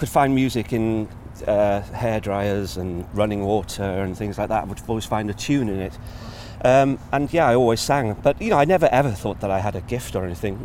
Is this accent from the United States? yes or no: no; North Wales, United Kingdom; growing up in North Wales